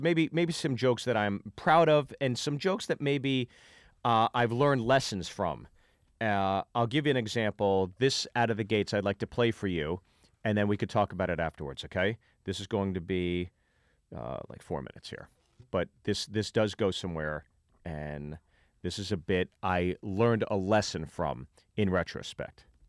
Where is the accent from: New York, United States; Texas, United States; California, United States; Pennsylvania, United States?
Pennsylvania, United States; Pittsburgh; from Pittsburgh, Pennsylvania